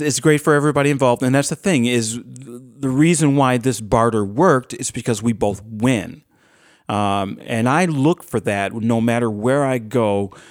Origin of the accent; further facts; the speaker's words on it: Morton, New York, United States; also born or lived in Tampa, Florida; I was raised in in the Rochester area. I was raised in Orleans County in a town called Morton, M O R T O N